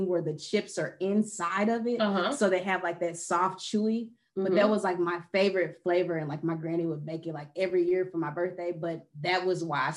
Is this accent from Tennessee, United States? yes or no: no; Dallas, Texas, United States; I am from Dallas, born and raised here in Texas.